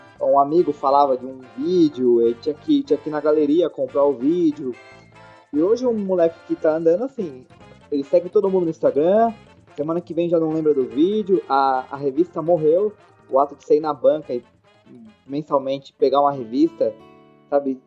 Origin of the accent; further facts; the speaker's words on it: São Paulo, Brazil; Como bom paulistano